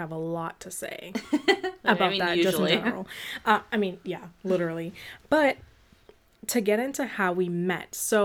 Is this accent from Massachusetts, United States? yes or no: yes; Boston, Massachusetts, United States; I am from Boston